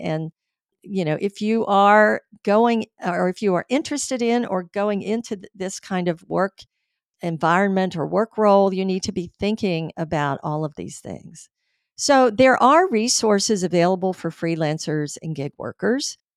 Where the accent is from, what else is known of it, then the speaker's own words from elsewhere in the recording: Tampa, Florida, United States; Tampa, my hometown